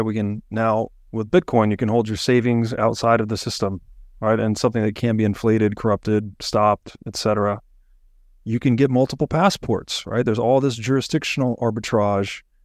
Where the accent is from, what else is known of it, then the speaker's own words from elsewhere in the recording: United States; I'm born in America.